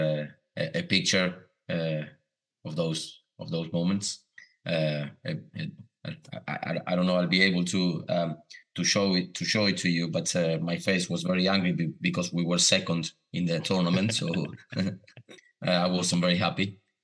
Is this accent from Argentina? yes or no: yes; Buenos Aires, Argentina; also born or lived in Caseros; I was born, like you said, in Buenos Aires, in the capital, like would say Edinburgh or Glasgow, a big city.